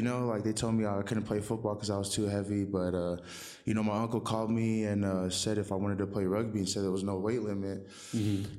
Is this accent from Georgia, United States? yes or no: no; Phoenix, Arizona, United States; now in Colorado, United States; I was born and raised in Phoenix, Arizona.